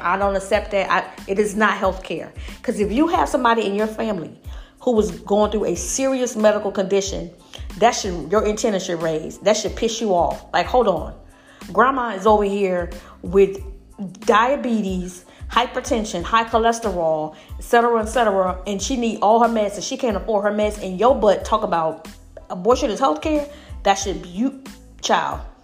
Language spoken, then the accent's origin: English; Alabama, United States; I grew up in Alabama